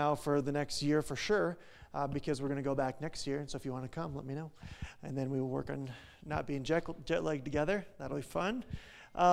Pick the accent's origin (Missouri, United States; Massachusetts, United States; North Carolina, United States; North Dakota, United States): North Dakota, United States; moved away; we're from North Dakota